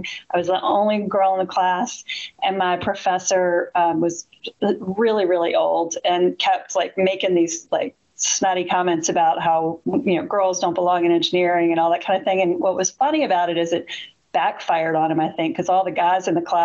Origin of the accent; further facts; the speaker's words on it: Richmond, Virginia, United States; I'm from Richmond